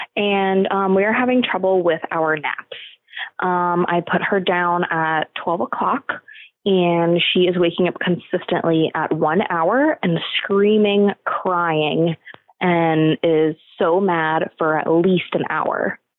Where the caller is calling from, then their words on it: Florida, United States; I'm calling from Florida.